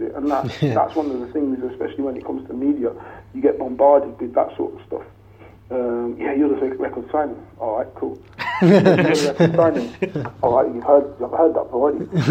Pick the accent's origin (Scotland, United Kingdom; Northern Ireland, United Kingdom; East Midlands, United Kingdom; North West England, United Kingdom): East Midlands, United Kingdom; Leicester; moved away as an adult; also born or lived in Liverpool; I'm from Leicester